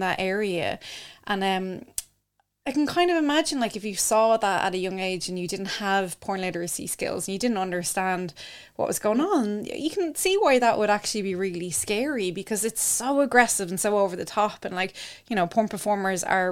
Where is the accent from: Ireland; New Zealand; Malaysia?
Ireland; growing up in Ireland